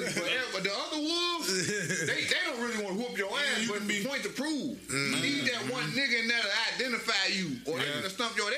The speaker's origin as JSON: {"language": "English", "town": "Chicago", "region": "Illinois", "country": "United States", "said": "I'm K Town though."}